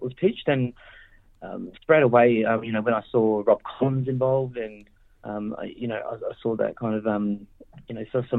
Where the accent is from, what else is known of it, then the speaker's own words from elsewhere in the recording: Adelaide, South Australia, Australia; I'm Ngarrindjeri in Ghana, so I grew up in Adelaide, and, you know, that's where my mob's from